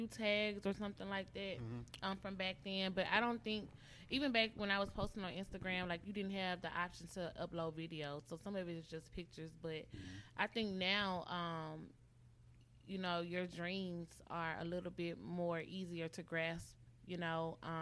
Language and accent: English; Columbus, Mississippi, United States; moved away as an adult; now in Jackson, United States; shout out to Columbus, Mississippi. If you know me, you know I rep my hometown.